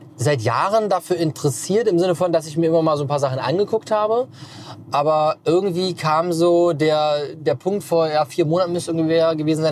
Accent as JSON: {"language": "German", "town": "Magdeburg", "region": "Saxony-Anhalt", "country": "Germany", "tie": "born or raised there", "also_born_or_lived": "Stuttgart / Berlin / Potsdam", "moved": "as an adult", "said": "Hier bin ich geboren, aufgewachsen und bin dann mit 18 damals dann weggezogen"}